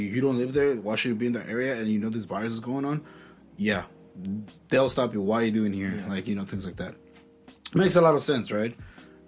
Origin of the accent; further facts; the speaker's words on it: Mexico; now in San Jose, United States; I grew up with this. See, I come from Mexico